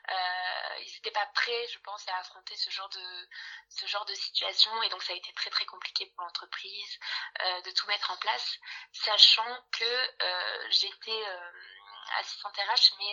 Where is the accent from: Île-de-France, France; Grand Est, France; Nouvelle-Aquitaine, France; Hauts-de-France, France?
Nouvelle-Aquitaine, France; Bordeaux; j'ai 24 ans, je viens de Bordeaux et je suis actuellement alternante RH.